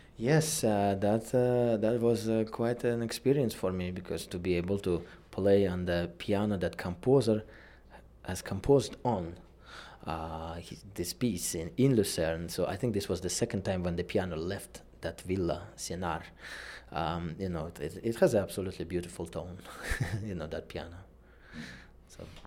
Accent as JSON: {"language": "English", "country": "Uzbekistan", "moved": "yes", "said": "my home country, Uzbekistan."}